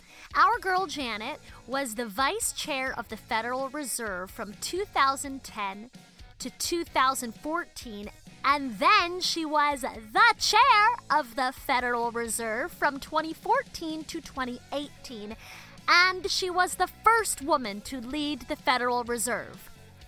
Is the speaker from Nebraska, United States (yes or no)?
no; Baltimore, Maryland, United States; She also used to own an independent bookstore in the 90s in my hometown of Baltimore